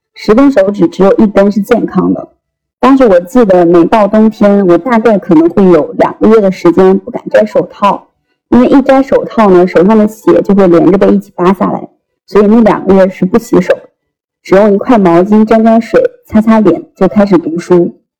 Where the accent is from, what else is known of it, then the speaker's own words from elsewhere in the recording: Henan, China; moved away as an adult; now in Shanghai, China; 我出生在河南一个很小的县城， 小到十分钟便可以从最东边走到最西边